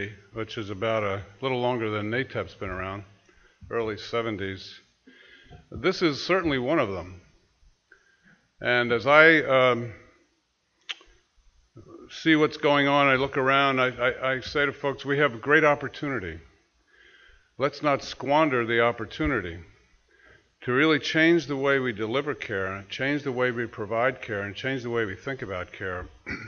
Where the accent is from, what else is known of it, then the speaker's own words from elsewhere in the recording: New Jersey, United States; also born or lived in New York; now in Massachusetts, United States; I'm from New Jersey, but I live in Massachusetts.